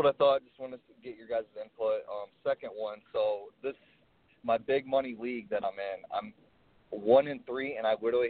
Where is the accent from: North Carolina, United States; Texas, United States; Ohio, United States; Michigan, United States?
Ohio, United States; I'm stationed down in Fort Rucker, Alabama. I'm from originally from Ohio, though.